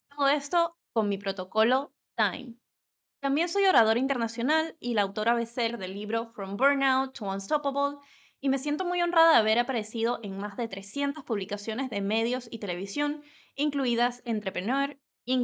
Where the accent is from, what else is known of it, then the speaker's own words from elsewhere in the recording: Venezuela; first language Spanish; now in Spain; Nací en Venezuela y vivo en España desde hace más de 10 años